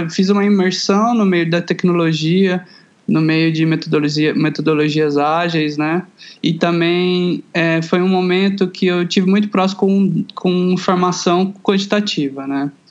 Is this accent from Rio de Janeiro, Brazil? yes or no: no; Goiânia, Goiás, Brazil; moved away as an adult; now in São Paulo, Brazil; Eu sou de Goiânia, Goiás, ah, né? Tá. Centro-Oeste brasileiro.